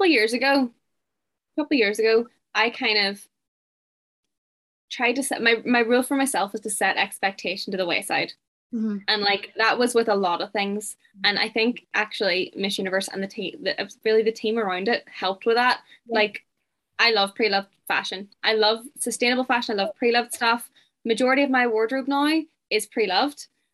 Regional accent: Oman; I'm from Oman. A lot. I'm from a countryside.

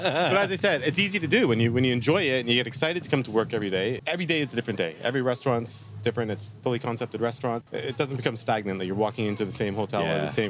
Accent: Toronto, Ontario, Canada; moved away; I'm from Toronto.

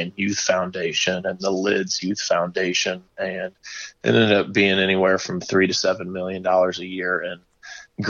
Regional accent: Marion, Indiana, United States; also born or lived in Carmel, Indiana / Guam; my hometown of Marion, Indiana

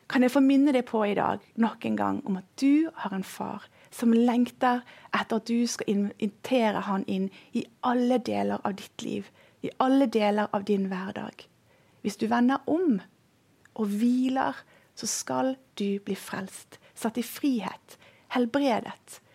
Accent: Indonesia; Jeg har vokst opp i Indonesia. Der jobbet mine foreldre som misjonærer. Og vi bodde langt, langt ute i en jungel.

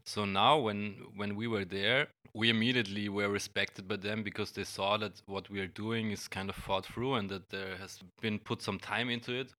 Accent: Graz, Styria, Austria; in my hometown in Graz

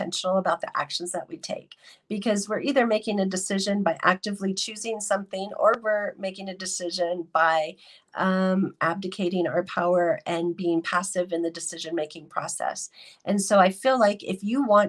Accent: Denver, Colorado, United States; I am from Denver, Colorado

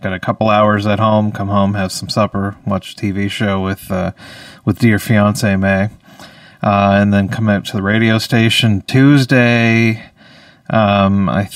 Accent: Saint John, New Brunswick, Canada; I am a comedian from St. John, New Brunswick

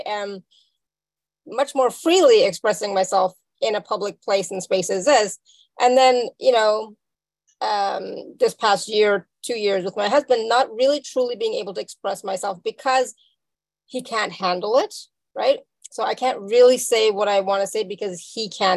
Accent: Canada; also born or lived in India; me being from India, right? So raised as an Indian person in Canada

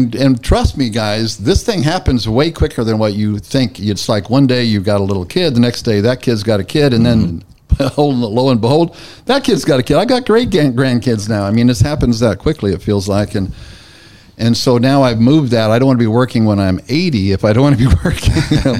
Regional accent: California, United States; I'm from California.

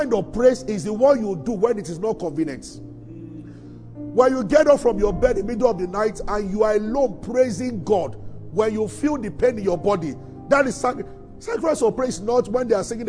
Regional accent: Abeokuta, Ogun State, Nigeria; we grew up in Abeokuta

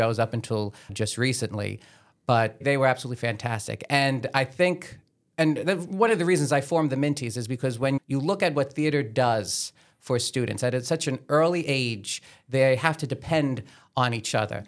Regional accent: Staten Island, New York, United States; I was born and raised on the South Shore, went to Our Lady, Star of the Sea

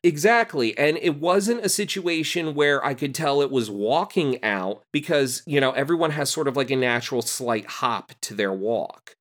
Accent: Rahway, New Jersey, United States; also born or lived in Clark, New Jersey; I grew up in Union County, uh, Clark and Rahway

